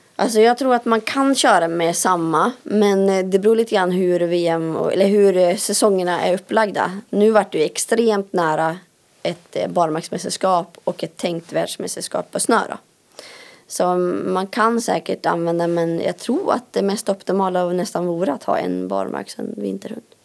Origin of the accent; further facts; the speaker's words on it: Älandsbro, Västernorrland County, Sweden; moved away; jag kommer från Älandsbro. Eh, där har jag bott och växt upp.